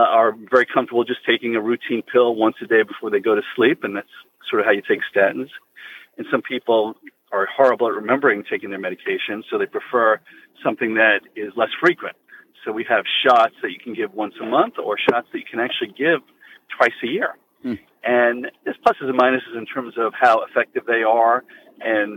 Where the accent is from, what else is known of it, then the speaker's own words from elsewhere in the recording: New York, United States; moved away; I grew up in New York, and I had the good wits to be best friends with the toughest guy in my school